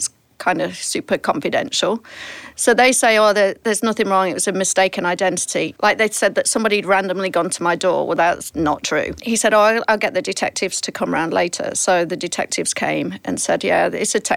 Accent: England, United Kingdom; now in United States; being English

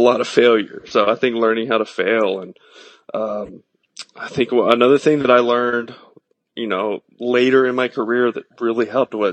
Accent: East Texas, United States; small town East Texas where I grew up.

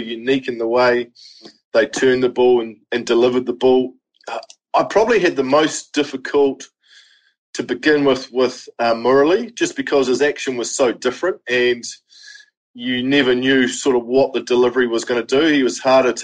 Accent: New Zealand; as a kid growing up in New Zealand

